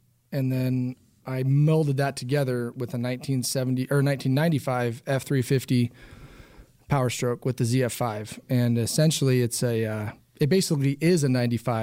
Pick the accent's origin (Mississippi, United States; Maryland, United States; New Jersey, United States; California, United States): California, United States; I grew up in the town I live in now